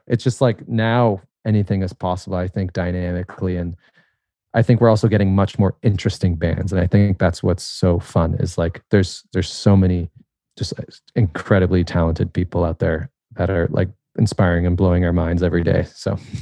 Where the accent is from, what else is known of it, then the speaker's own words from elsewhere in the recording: a tiny suburb outside of Toronto, Ontario, Canada; this, like, tiny suburb, uh, outside of Toronto